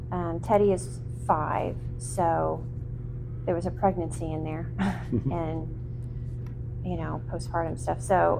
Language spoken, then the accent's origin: English; Terre Haute, Indiana, United States; also born or lived in Dayton, Ohio; I grew up in a small town. I'm from Terre Haute